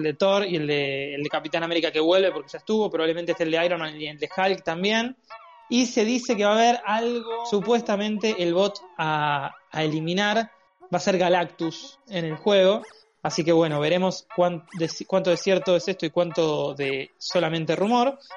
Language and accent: Spanish; Uruguay; Como buen uruguayo, de arriba un rayo.